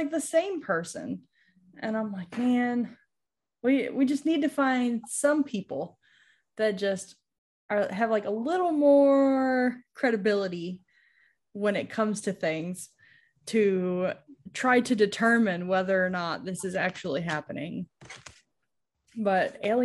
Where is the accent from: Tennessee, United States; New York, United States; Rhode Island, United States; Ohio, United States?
New York, United States; where I grew up in New York